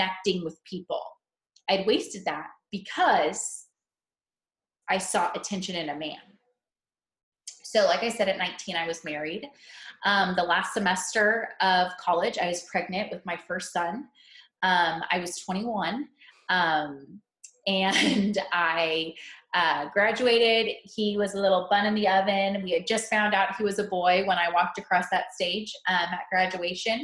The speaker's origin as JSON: {"language": "English", "region": "Central California", "country": "United States", "tie": "born or raised there", "also_born_or_lived": "Missouri", "moved": "as an adult", "said": "I was born and raised in Central California. And I moved to Missouri for college"}